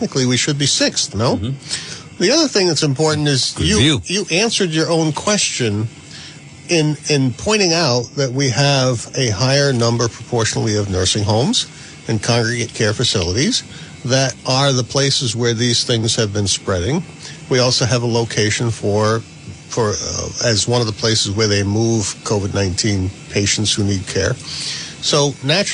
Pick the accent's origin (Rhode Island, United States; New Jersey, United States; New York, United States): Rhode Island, United States; Woonsocket; also born or lived in North Smithfield, Rhode Island / Cumberland, Rhode Island; I was born in Woonsocket, but lived in Cumberland for about a year